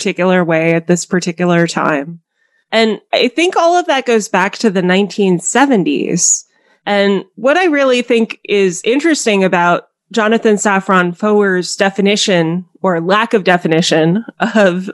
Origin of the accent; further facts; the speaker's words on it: Colorado, United States; I spent a lot of time when I was growing up in Colorado